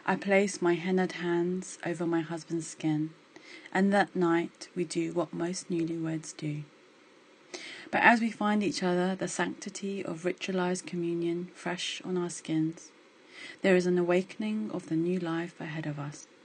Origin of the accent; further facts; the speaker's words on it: United Kingdom; Despite this, I've always been very comfortable being Indian. Maybe less comfortable being a diasporic Indian, but that's another story. Growing up in the UK, there's always been an inherent fear about losing my culture.